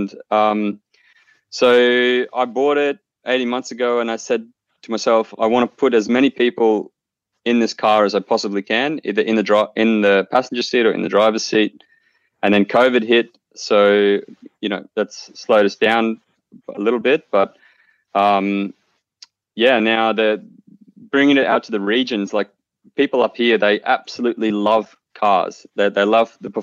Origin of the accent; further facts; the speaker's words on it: Clermont, Queensland, Australia; now in Melbourne, Australia; I actually grew up in a small coal mining town in Claremont in central Queensland